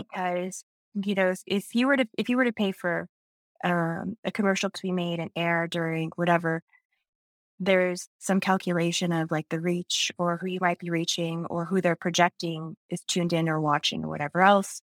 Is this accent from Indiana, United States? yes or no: yes; Indiana, United States; I grew up in, uh, actually a small town in northern Indiana outside of, um, South Bend